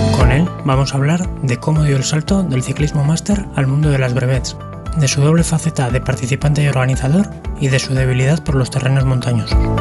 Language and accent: Spanish; Pamplona, Navarre, Spain; yo soy de Pamplona